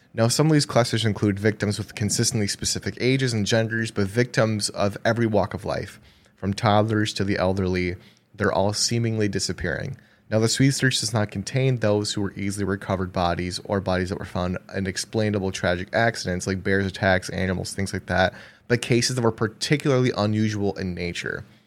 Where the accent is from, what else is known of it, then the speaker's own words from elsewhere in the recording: Wisconsin, United States; we're from Wisconsin